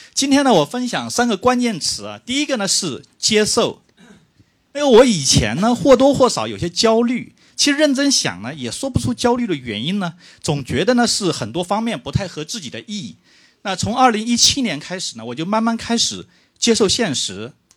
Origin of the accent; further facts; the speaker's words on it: Huai'an, Jiangsu, China; moved away as an adult; now in Shanghai, China; 我是江苏人，二零零零年来那个上海讨生活啊。江苏淮安人